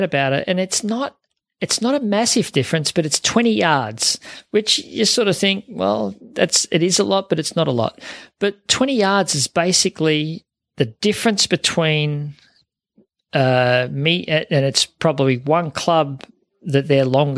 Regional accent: Melton, Victoria, Australia; I grew up in Melton, was where I grew up, and played at Melton Valley Golf Club and at Werribee.

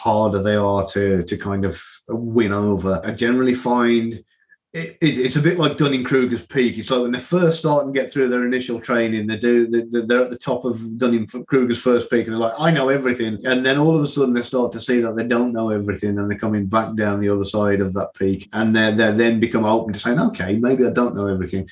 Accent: Midlands, United Kingdom; moved away; my hometown in the Midlands

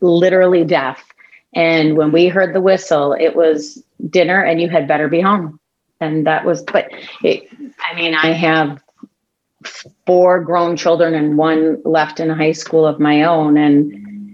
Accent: Detroit, Michigan, United States; the first decade of my life I spent living in Detroit

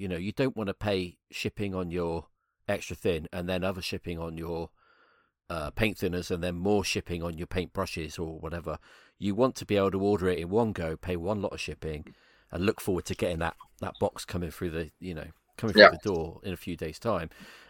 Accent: United Kingdom; I'm British

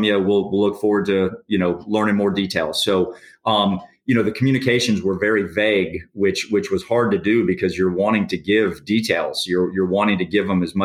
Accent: Orlando, Florida, United States; growing up in Orlando for so many years

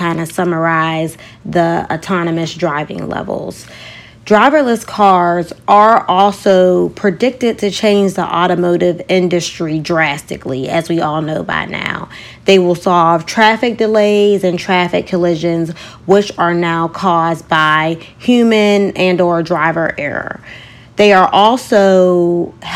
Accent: Pittsburgh, Pennsylvania, United States; moved away; my hometown of Pittsburgh, Pennsylvania

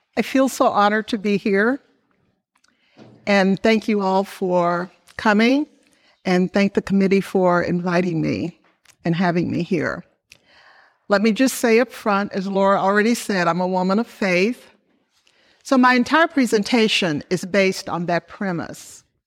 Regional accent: Memphis, Tennessee, United States; moved away; I was born in Memphis, Tennessee, to Robert and Amy Dawson

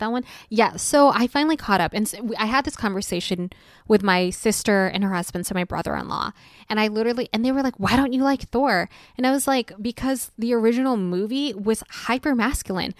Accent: United States; an American teenager growing up

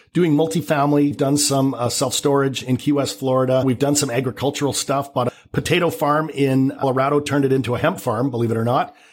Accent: Canada; accent: Canadian; now in Vancouver, Canada; I'm Canadian. You might detect a little bit of a Canadian accent

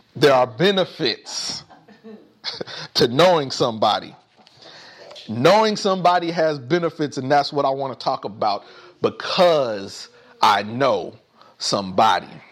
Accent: Indianapolis, Indiana, United States; growing up in Indianapolis

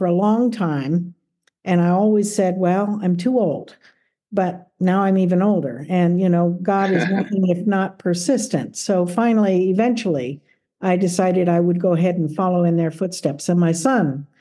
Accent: South Gate, California, United States; moved away as an adult; also born or lived in Philadelphia / central Pennsylvania; I grew up in Los Angeles. So I was actually grew up in Southgate. I went to Southgate High School and Southgate Junior High

